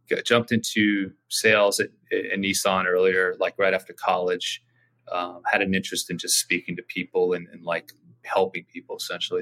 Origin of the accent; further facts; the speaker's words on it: Orange County, California, United States; also born or lived in Laguna Beach, California; now in San Diego, United States; I grew up in Orange County, uh, born in Laguna Beach. So California native.